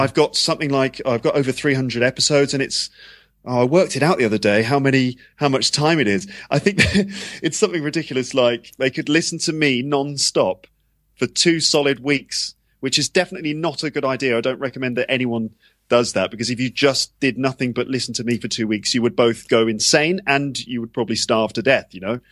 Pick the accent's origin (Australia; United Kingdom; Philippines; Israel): United Kingdom; London; moved away as an adult; also born or lived in Japan; now in Paris, France; I'm from England, I'm from London.